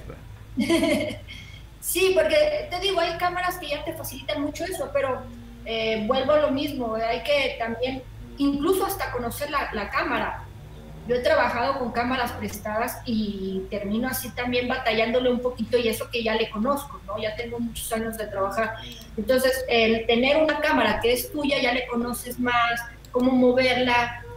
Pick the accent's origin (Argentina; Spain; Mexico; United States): Mexico; de México, el país del chile y el ajúa